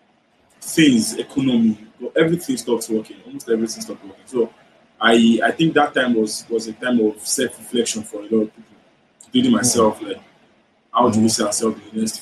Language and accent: English; Ibadan, Oyo, Nigeria; now in Lagos, Nigeria; I was raised in Ibadan